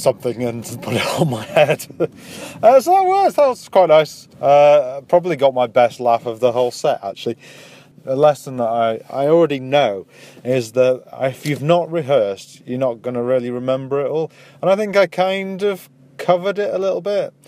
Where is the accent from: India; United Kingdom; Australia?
United Kingdom; Wakefield, Yorkshire and the Humber; I'm from Yorkshire. yeah. I am. I'm from, from a little place called Wakefield.